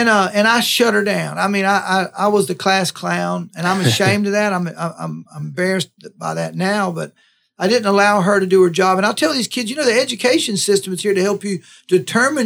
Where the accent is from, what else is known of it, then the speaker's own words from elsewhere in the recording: Live Oak, Florida, United States; moved away as an adult; also born or lived in Tallahassee, Florida; when I moved to Tallahassee from Live Oak